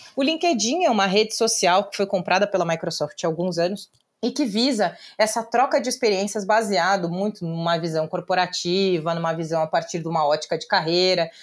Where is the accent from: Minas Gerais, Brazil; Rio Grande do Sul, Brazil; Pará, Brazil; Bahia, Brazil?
Rio Grande do Sul, Brazil; Pelotas; first language Portuguese; moved away as an adult; now in São Paulo, Brazil; eu sou uma advogada que veio do interior do Rio Grande do Sul, então nascida e criada em Pelotas